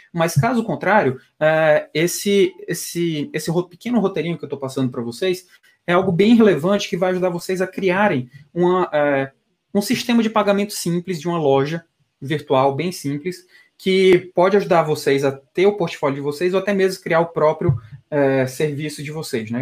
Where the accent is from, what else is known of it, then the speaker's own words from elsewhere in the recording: Piauí, Brazil; now in São Paulo, Brazil; eu como piauiense